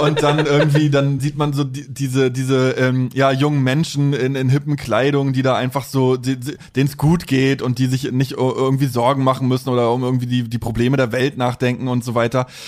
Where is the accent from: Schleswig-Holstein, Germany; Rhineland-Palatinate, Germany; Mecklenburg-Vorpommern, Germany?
Mecklenburg-Vorpommern, Germany; Also ich bin aus MV, aus äh, mhm. da im Plattenviertel aufgewachsen